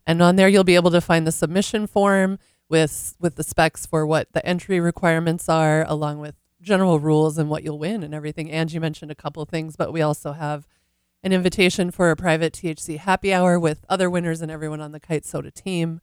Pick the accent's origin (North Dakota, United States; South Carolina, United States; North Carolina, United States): North Dakota, United States; moved away; also born or lived in California; I grew up in North Dakota